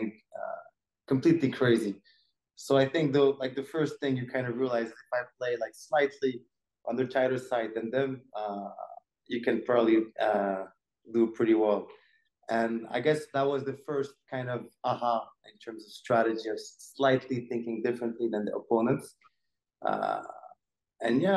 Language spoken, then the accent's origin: English; Morocco; growing up in Morocco